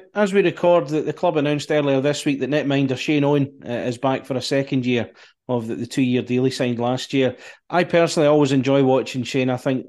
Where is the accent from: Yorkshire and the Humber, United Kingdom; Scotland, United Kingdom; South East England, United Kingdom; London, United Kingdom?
Scotland, United Kingdom; accent: Scottish; I can go full Scottish sometimes.